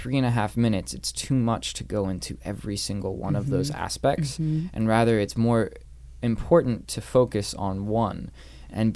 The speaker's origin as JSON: {"language": "English", "region": "Northern Virginia", "country": "United States", "tie": "born or raised there", "also_born_or_lived": "New York", "moved": "yes", "said": "growing up in Northern Virginia, going to New York"}